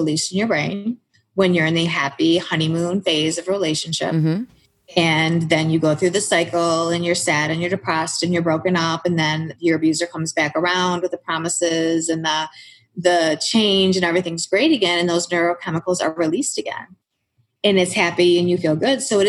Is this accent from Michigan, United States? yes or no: yes; Lapeer, Michigan, United States; I grew up in Lapeer, Michigan, which is a very rural country town, dirt roads, farms.